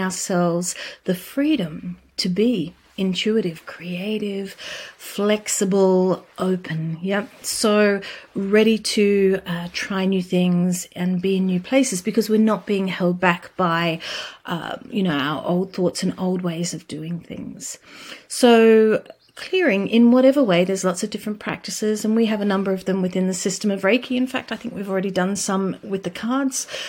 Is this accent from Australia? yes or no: yes; Australia; I come from Australia.